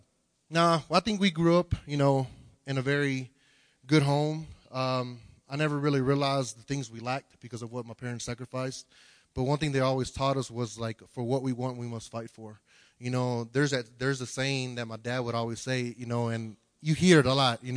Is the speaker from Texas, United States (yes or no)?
yes; Houston, Texas, United States; I'm originally from Houston, Texas